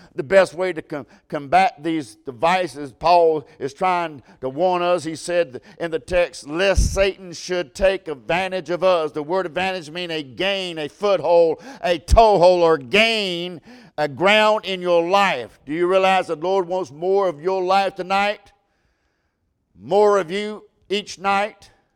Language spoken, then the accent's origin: English; United States; I'm American. I love to be American